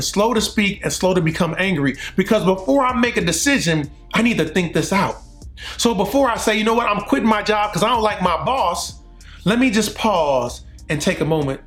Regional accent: Compton, California, United States; now in Prattville, United States; I'm from Compton, California, but now I'm in Prattville, Alabama, right outside of Montgomery

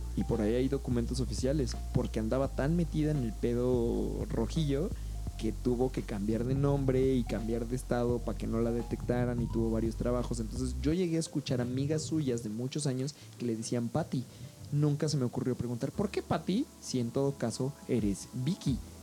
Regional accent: Mexico; yo soy más mexicano que los nopales

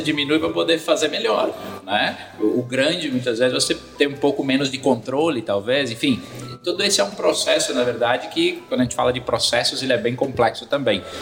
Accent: Rio Grande do Sul, Brazil; now in Ceará, Brazil; eu hoje moro, moro no Ceará, mas sou gaúcho.

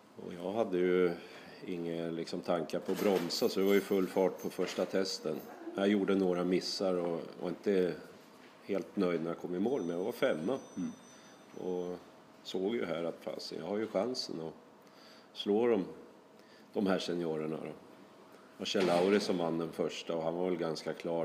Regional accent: Sweden; now in Norway; jag känner mig väl eh, som en svensk i Norge

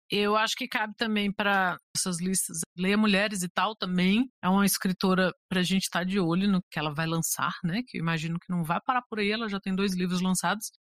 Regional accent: Macapá, Amapá, Brazil; Sou de Macapá, Amapá, e sou ouvinte do Suposta Leitura desde 2018.

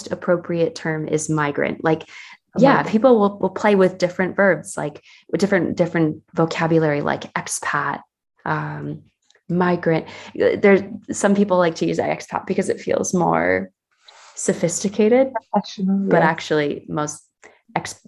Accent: Northern New Jersey, United States; moved away as an adult; now in Switzerland; I'm originally from the US. I was from New Jersey community, Northern New Jersey

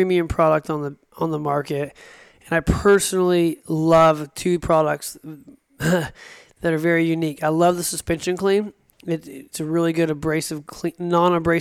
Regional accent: Escondido, California, United States; moved away; from Escondido, California originally

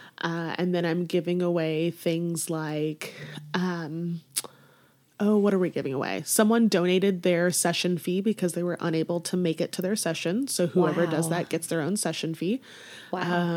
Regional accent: Warrensburg, Missouri, United States; also born or lived in Kansas City; I was born in Kansas City, but then my mom was 19 when she had me, so she was still in school. So she ended up going to college at UCM in Warrensburg and took me along. So I grew up in Warrensburg

